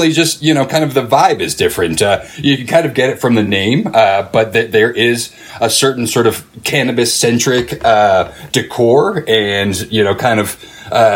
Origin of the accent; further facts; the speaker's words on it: East Coast, United States; now in Fort Collins, United States; I'm originally from the East Coast, and when I moved out to the area years ago